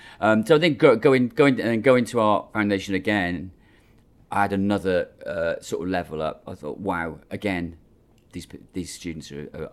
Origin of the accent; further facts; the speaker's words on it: Cardiff, Wales, United Kingdom; moved away; Yeah, Cardiff. Cardiff's my hometown.